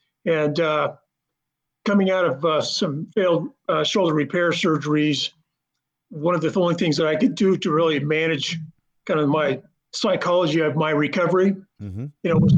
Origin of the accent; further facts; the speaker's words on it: Idaho, United States; I grew up in Idaho skiing, you know, playing basketball and skiing.